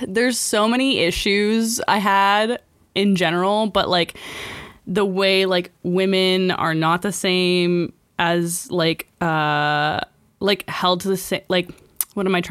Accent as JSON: {"language": "English", "country": "Canada", "said": "we're Canadian"}